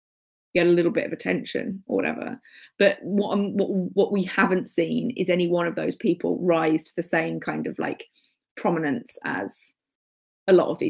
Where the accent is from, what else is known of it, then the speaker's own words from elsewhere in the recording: Birmingham, West Midlands, United Kingdom; because, like, you know, I grew up in Birmingham or whatever, and if it wasn't mainstream, I wasn't really going to hear about it, because it was like before the internet.